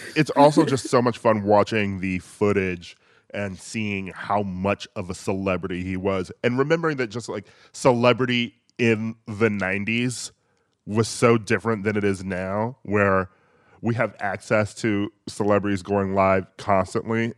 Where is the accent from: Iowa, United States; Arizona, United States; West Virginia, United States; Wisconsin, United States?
Wisconsin, United States; Milwaukee; I grew up in Milwaukee